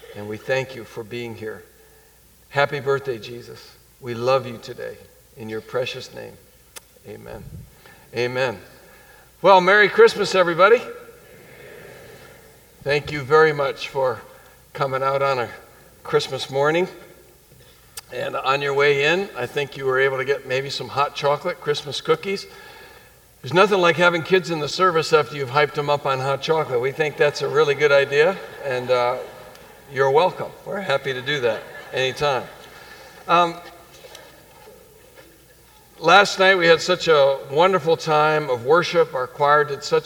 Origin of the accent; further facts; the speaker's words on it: New England, United States; growing up in New England